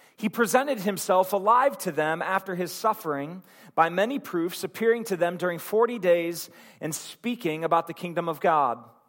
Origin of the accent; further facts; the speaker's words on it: Akron, Ohio, United States; my hometown in Akron